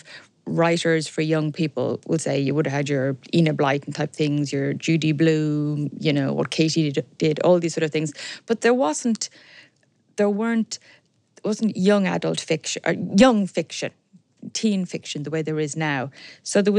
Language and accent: English; Dublin, Leinster, Ireland; also born or lived in Belfast / Sligo; I was brought up sort of halfway up the Sandyford Road, the Dundrum area